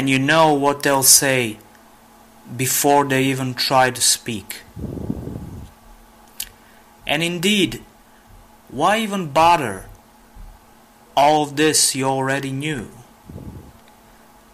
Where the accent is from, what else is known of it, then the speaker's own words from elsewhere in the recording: Niš, Serbia; I'm a poet from Serbia.